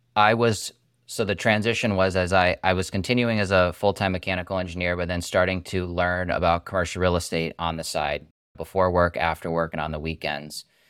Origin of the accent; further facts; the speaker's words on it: Massachusetts, United States; I'm from Massachusetts, went to engineering school, UMass Amherst, about forty, forty minutes up the road